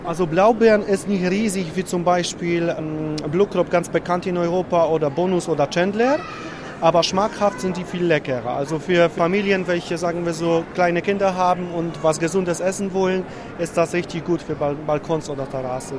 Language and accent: German; Łódź, Łódź Voivodeship, Poland; German is a second language; Wir kommen aus zentraler Stadt aus Polen, aus Lodz